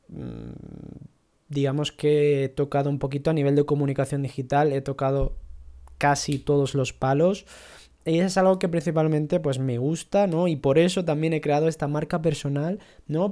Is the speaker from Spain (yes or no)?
yes; Ceuta, Spain; moved away as an adult; also born or lived in Italy; now in Granada, Spain; Yo soy de Ceuta, pero vivo en Granada desde hace 10 años y digamos que, bueno, vine a formarme, ¿no? A estudiar en la universidad